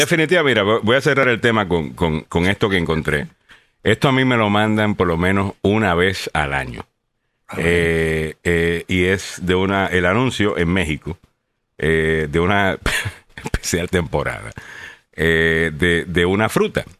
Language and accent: Spanish; Puerto Rico; soy puertorriqueño